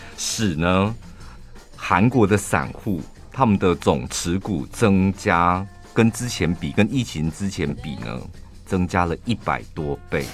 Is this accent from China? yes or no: no; central Taiwan, Taiwan; 我们中部人